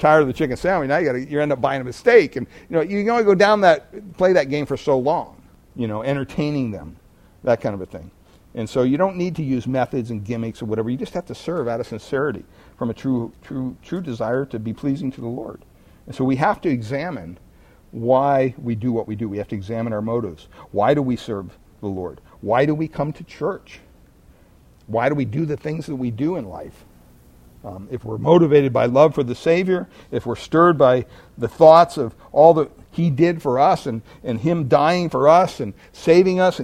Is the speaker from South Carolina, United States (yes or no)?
no; Pennsylvania, United States; I grew up in Pennsylvania